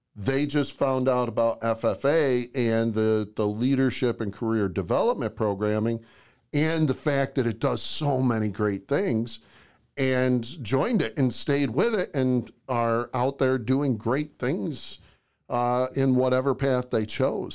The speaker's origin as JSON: {"language": "English", "town": "Oswego", "region": "New York", "country": "United States", "tie": "born or raised there", "also_born_or_lived": "Jefferson County, New York", "moved": "as an adult", "said": "I grew up in Oswego, New York"}